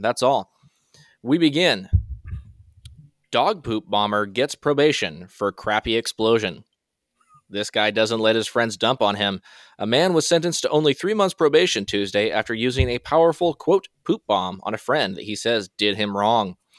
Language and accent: English; Washington, United States; I am from Washington